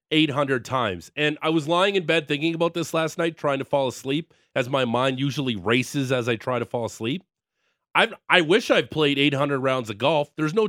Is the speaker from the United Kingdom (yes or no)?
no; Niagara Falls, Ontario, Canada; Yeah, I'm definitely not from Toronto.